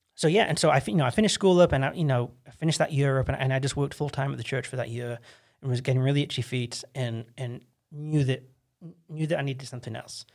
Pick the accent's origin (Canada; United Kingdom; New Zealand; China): United Kingdom; England; moved away as an adult; now in United States; I'm this English kid